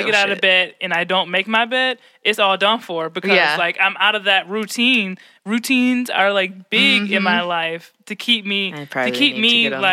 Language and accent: English; United States; growing up in America